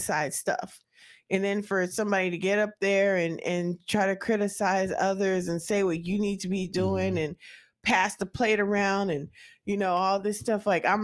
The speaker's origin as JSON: {"language": "English", "region": "West Coast", "country": "United States", "moved": "yes", "said": "I'm from the West Coast"}